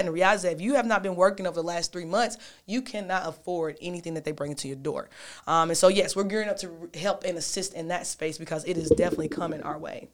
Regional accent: Knoxville, Tennessee, United States; I'm born and raised, I'm from Knoxville, Tennessee

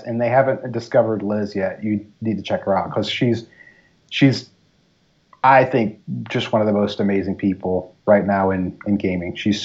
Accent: Savannah, Georgia, United States; moved away; I'm from Savannah, Georgia originally

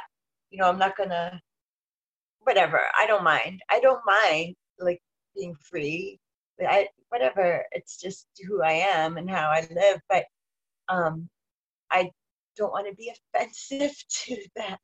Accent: Westchester, New York City, United States; moved away; also born or lived in Colorado / New Mexico; my growing up in our old, like New York City, Westchester, New Jersey

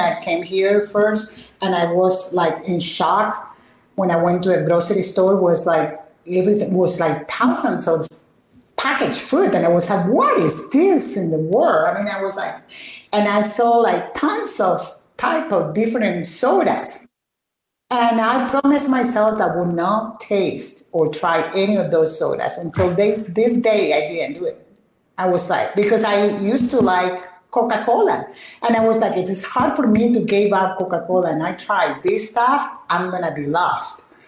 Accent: Barranquilla, Atlántico, Colombia; moved away; also born or lived in El Copey, Cesar, Colombia; I was raised in Barranquilla, which is right there uh, on the coast of the Caribbean.

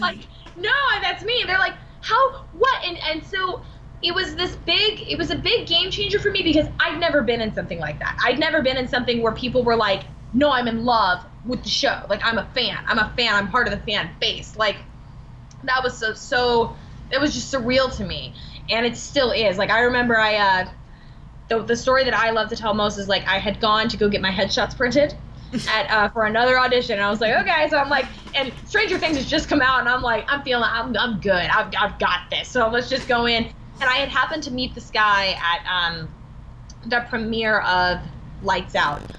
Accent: Alabama, United States; I went back to Alabama

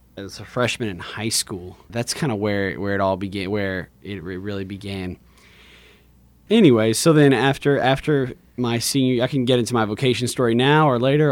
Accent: Lafayette, Louisiana, United States; I grew up in Lafayette, went to public school my whole life, Woodvale, Alamo, Lafayette High

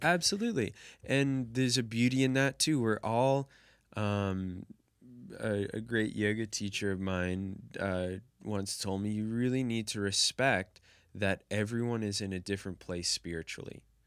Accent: United States; growing up in the United States

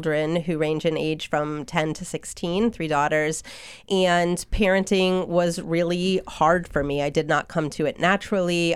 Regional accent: Hatfield, Massachusetts, United States; also born or lived in Oregon; now in Belchertown, United States; we settled in Hatfield, which is where I spent my childhood, and I graduated from Smith Academy.

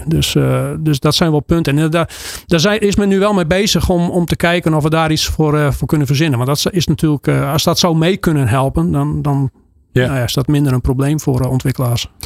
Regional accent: Friesland, Netherlands; Want bij ons in Friesland

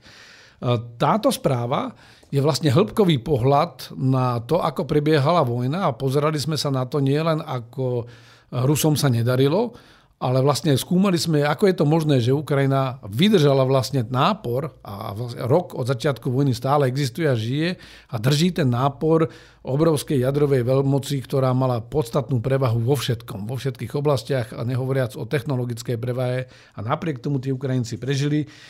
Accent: Slovakia

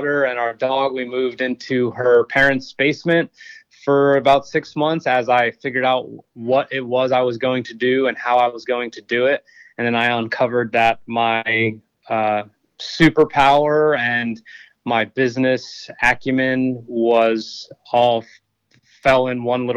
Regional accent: New Jersey, United States; moved away as an adult; also born or lived in Austin, Texas / Blackstone, Virginia; I grew up in New Jersey, realized I was heading nowhere fast in high school, so I enlisted in the Marine Corps.

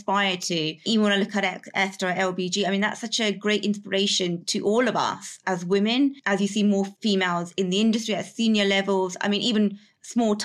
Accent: United Kingdom; I'm very British in terms of my upbringing, but also I still have my heritage

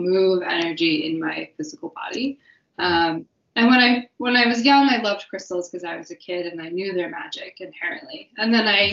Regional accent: Wyoming, United States; growing up in Wyoming

